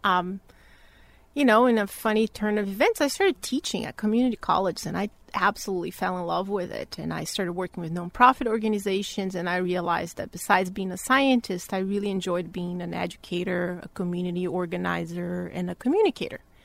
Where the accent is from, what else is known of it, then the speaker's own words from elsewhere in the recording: Bahia, Brazil; moved away as an adult; So I'm originally from Brazil, born and raised in the northeast of Brazil, in a state called Bahia